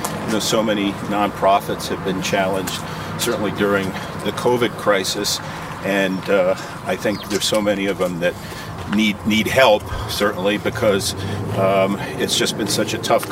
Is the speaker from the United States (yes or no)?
yes; Stamford, Connecticut, United States; I grew up in Stamford, Connecticut, by the way.